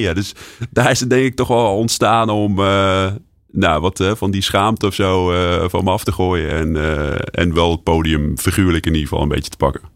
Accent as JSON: {"language": "Dutch", "town": "Nijmegen", "region": "Gelderland", "country": "Netherlands", "said": "als Nijmegenaar"}